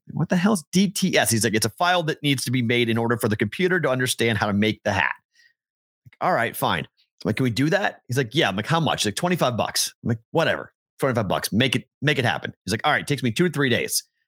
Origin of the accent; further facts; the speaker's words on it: Boston, Massachusetts, United States; I am the Bostonian